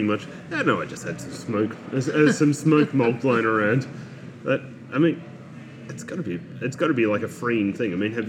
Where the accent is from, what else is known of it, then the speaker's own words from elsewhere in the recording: Ballarat, Victoria, Australia; I grew up in Ballarat